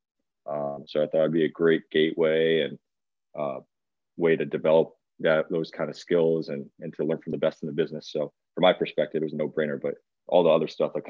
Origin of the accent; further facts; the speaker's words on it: West Hartford, Connecticut, United States; moved away as an adult; also born or lived in Syracuse, New York; I'm from West Hartford, Connecticut. Born and raised there